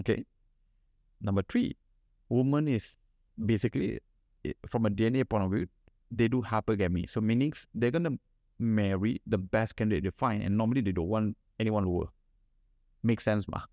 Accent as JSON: {"language": "English", "region": "Kuala Lumpur", "country": "Malaysia", "said": "I'm from Sentul and I have parents who give me nothing"}